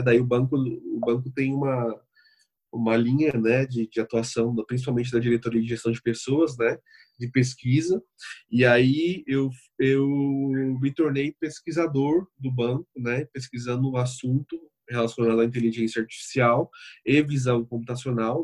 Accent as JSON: {"language": "Portuguese", "town": "Bauru", "region": "São Paulo", "country": "Brazil", "said": "sou de, de São Paulo, mas especificamente do interior de São Paulo, Bauru"}